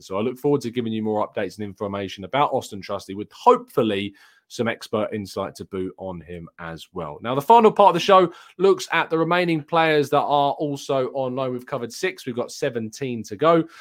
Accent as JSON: {"language": "English", "region": "England", "country": "United Kingdom", "said": "I am English."}